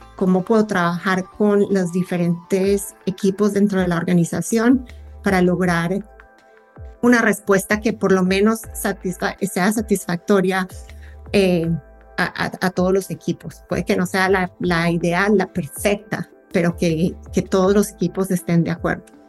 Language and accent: Spanish; Colombia; now in United States; Yo soy colombiana, pero vivo en Estados Unidos y extraño muchísimo mi tierra en, estas épocas.